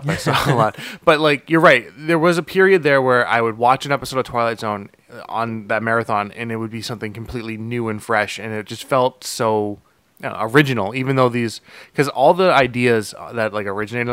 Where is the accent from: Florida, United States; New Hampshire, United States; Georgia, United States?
New Hampshire, United States; I'm from New Hampshire